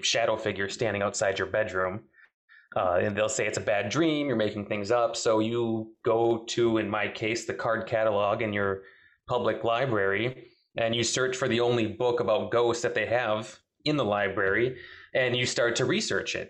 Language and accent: English; southern Wisconsin, United States; from southern Wisconsin